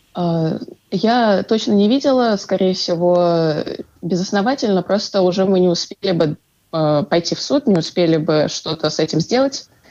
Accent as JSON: {"language": "Russian", "town": "Ufa", "region": "Bashkortostan", "country": "Russia", "said": "я из Уфы"}